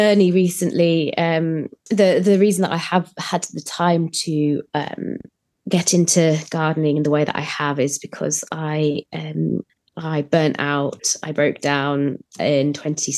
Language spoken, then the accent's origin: English; Germany; also born or lived in Leeds, United Kingdom; now in United Kingdom; I grew up in Germany